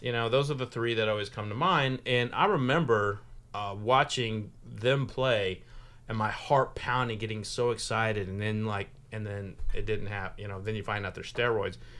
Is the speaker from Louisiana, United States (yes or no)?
no; Oklahoma, United States; now in Kentucky, United States; I'm from Oklahoma, but I've been adopted by the state